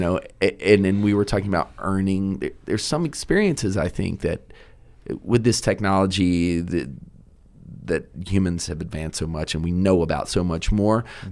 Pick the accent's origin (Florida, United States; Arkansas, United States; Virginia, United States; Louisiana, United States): Virginia, United States; Richmond; also born or lived in Cape Fear, North Carolina; I'm from the East Coast